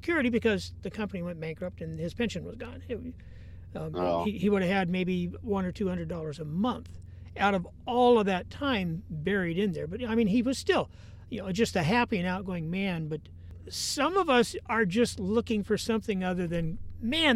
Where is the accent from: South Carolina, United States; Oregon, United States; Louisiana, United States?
Oregon, United States; Portland; I grew up in Portland